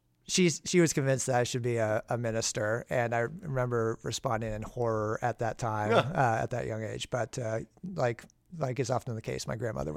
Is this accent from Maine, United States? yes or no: yes; Maine, United States; And I grew up in Maine, New England.